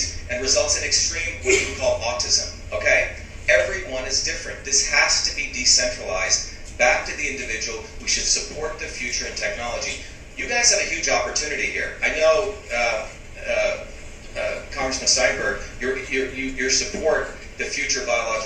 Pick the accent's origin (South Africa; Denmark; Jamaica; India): India; Mumbai, Maharashtra; When I grew up in Bombay, India, we had slums